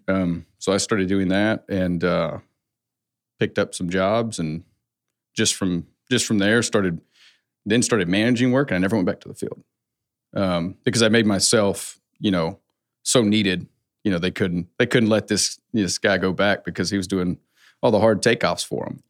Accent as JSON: {"language": "English", "region": "West Coast", "country": "United States", "tie": "born or raised there", "said": "I come from a Southern family, but I grew up on the West Coast"}